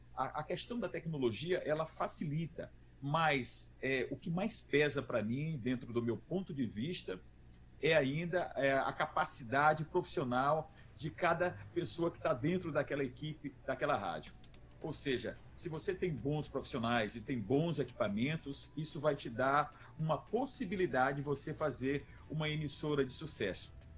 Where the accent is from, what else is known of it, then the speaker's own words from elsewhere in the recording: Teresina, Piauí, Brazil; moved away as an adult; now in São Luís, Brazil; Eu eu sou natural de Teresina